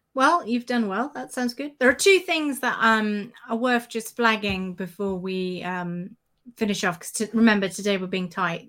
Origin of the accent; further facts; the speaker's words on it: United Kingdom; as a Brit